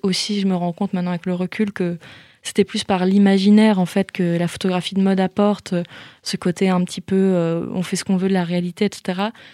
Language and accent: French; Belle-Île-en-Mer, Brittany, France; moved away; j'ai grandi une partie de mon enfance à Belle-Île-en-Mer